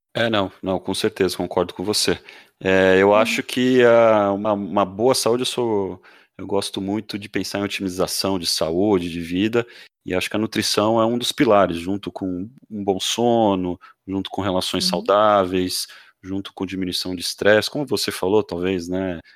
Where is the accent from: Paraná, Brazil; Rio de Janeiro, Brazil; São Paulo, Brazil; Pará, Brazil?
São Paulo, Brazil; Santos; now in Florianópolis, Brazil; Eu já morei um tempo em São Paulo, sou de Santos